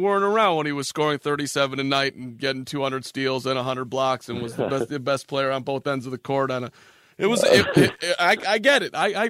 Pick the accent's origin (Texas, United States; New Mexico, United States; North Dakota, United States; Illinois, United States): Illinois, United States; Chicago; I grew up in Chicago, Cade, so I was 11 years old when MJ was a rookie.